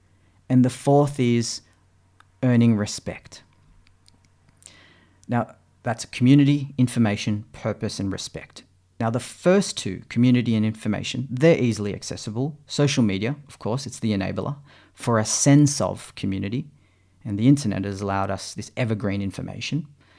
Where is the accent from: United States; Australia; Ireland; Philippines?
Philippines; moved away; because I didn't have it and I'd come from the Philippines. And this was due to that cultural heritage as a Filipino, my parents who grew up in that third world country.